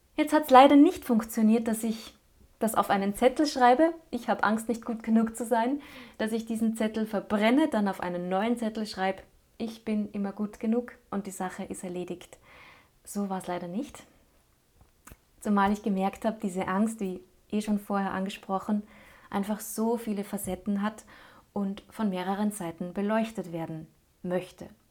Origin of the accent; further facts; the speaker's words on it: Linz, Upper Austria, Austria; Linz blieb ja trotz allem meine Heimatstadt